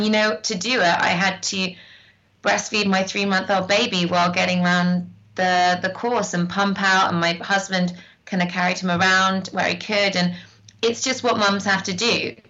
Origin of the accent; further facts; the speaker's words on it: North West England, United Kingdom; And I grew up hiking in the Lake District. My grandma's in the Lake District.